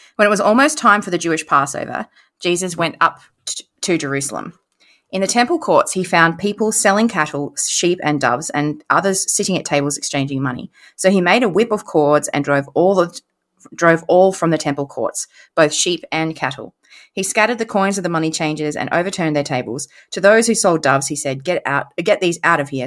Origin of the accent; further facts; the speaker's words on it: Queensland, Australia; I was raised in Queensland